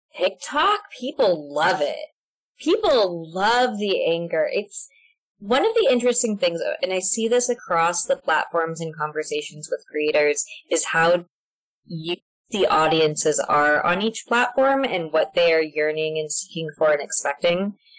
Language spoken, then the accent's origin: English; Alaska, United States; moved away as an adult; now in Mercer Island, United States; I'm from the Diocese of Alaska. I was born and raised there